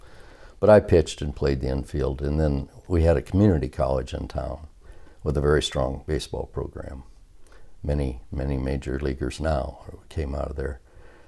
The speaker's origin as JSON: {"language": "English", "region": "Washington", "country": "United States", "tie": "born or raised there", "also_born_or_lived": "South Dakota", "said": "I was born in South Dakota, raised in Washington. It's where the Corn Palace is, if you've ever heard of that. That was during the war. I was a war baby. And as soon as my father could get tires, rationing, we moved to Washington."}